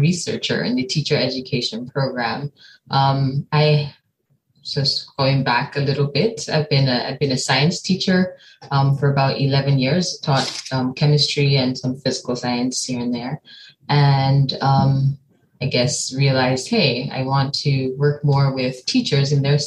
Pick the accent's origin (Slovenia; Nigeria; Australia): Nigeria; moved away as an adult; also born or lived in United States; now in East Lansing, United States; I'm from Nigeria. I've been living in Nigeria most of my life